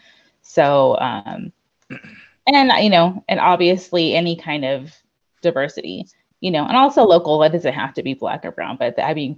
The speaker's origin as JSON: {"language": "English", "region": "Colorado", "country": "United States", "tie": "born or raised there", "said": "I grew up in Colorado"}